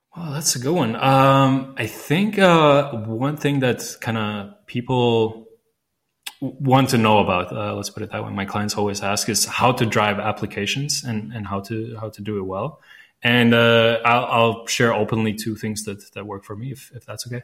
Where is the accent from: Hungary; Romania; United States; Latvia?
Latvia; first language Latvian; English is a second language; I speak Latvian. That's my mother tongue.